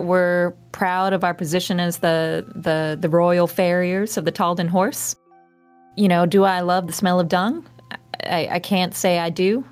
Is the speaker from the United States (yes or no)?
yes; the South, United States; now in Columbus, United States; I'm originally from the South